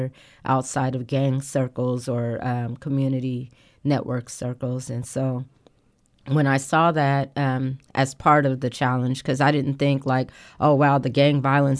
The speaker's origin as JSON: {"language": "English", "town": "Portland", "country": "United States", "tie": "born or raised there", "also_born_or_lived": "Texas", "moved": "yes", "said": "I was born and raised in Portland"}